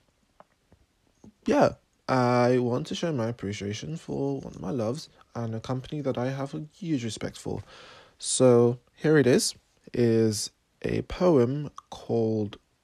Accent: Sierra Leone; now in Cambridge, United Kingdom; I was born in Sierra Leone, and I live in Cambridge, England.

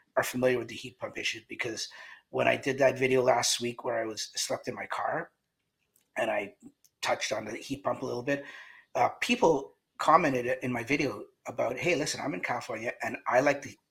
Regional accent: Canada; The whole panel, including myself, we're all Canadian

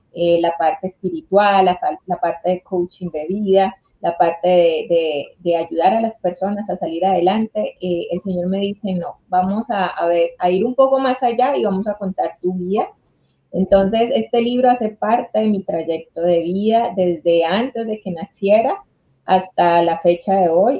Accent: Honduras; yo soy de Honduras

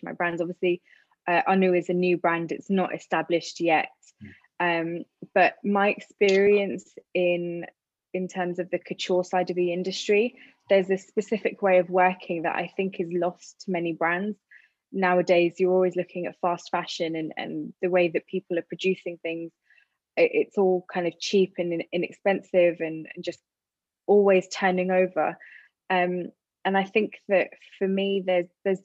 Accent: London, United Kingdom; being in London and being brought up around all different cultures

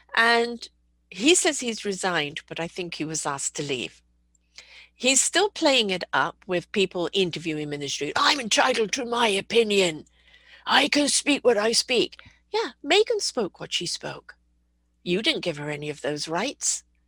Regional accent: United Kingdom; I'm a British person

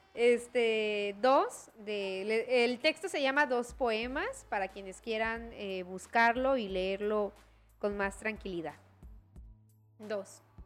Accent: Chiapas, Mexico; como chiapanecas, chiapanecos, como mexicanas y mexicanos y como hablantes de la lengua española, tenemos

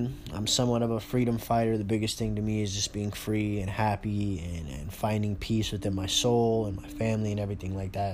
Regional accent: California, United States; now in Arizona, United States; I'm originally from California. I live in Arizona now

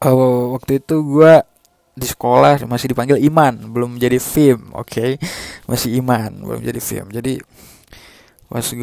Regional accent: Ternate, North Maluku, Indonesia; now in Bandung, Indonesia; btw gue asli Maluku Ternate uh, nyokap buka gue dua-duanya asli sana terus nggak tahu kenapa gue bisa terdampar di Bandung ini

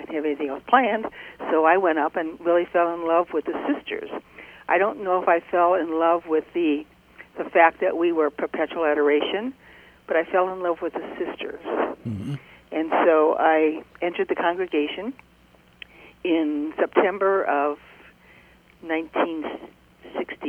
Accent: Merrillville, Indiana, United States; I grew up in Merrillville

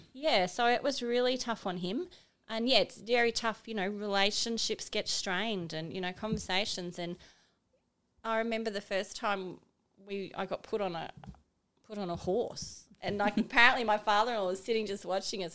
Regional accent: Cairns, Queensland, Australia; also born or lived in Bundaberg / Brisbane / Arcadia Valley; I was born in Bundaberg and then I grew up in Cairns.

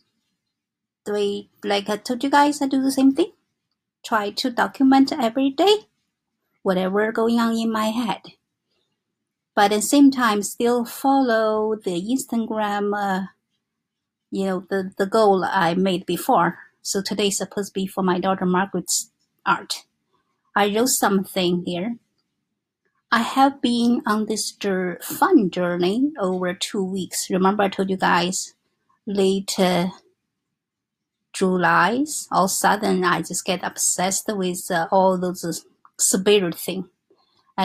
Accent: China; English is a second language; moved away as an adult; now in New York, United States; I was born in China, and because I married to my husband

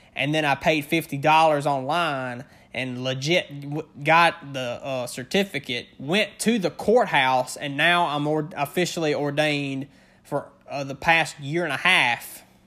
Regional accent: Northern Louisiana, United States; born and raised in the South. I'm in, in, uh, Northern Louisiana is where I'm from.

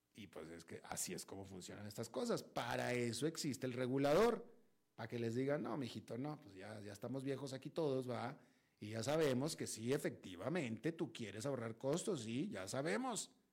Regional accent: Monterrey, Nuevo León, Mexico; yo nací, crecí en Monterrey

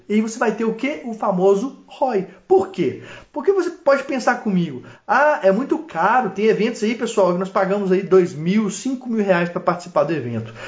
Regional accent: Minas Gerais, Brazil; accent: mineiro, embolado; sou mineiro, mineiro do interior e falo embolado

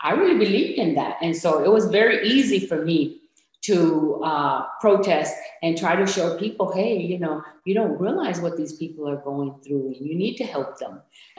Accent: Michigan, United States; English is a second language; also born or lived in Puerto Rico; I was about 4.5 years old when I came from Puerto Rico to Michigan. And we came to Michigan because my aunt had moved to Michigan.

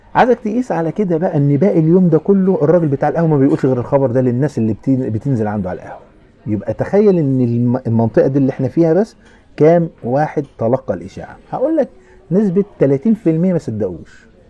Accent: Asyut, Asyut Governorate, Egypt; عندنا في اسيوط يعني في البلد

